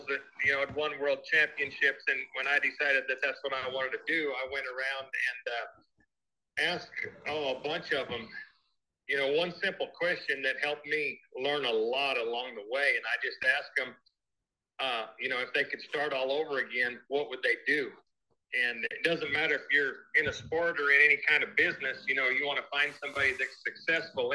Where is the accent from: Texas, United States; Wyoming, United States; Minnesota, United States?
Wyoming, United States; Northwest; growing up in Northwest Wyoming